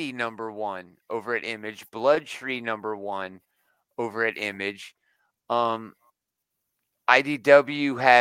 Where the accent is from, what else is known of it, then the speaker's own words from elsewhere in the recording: Allentown, Pennsylvania, United States; I grew up in Allentown, Pennsylvania